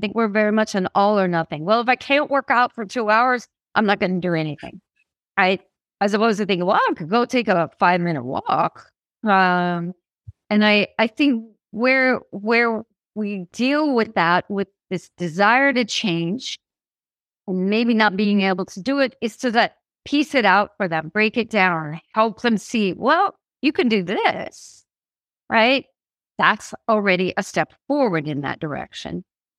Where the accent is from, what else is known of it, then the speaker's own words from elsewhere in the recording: Midwest, United States; And, you know, something maybe growing up in the Midwest, a small town, you know, seeing father with teens, all this kind of feeling